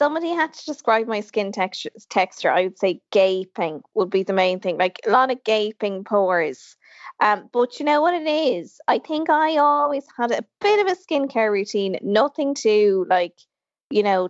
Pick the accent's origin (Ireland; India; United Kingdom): Ireland; we're a country of extremes.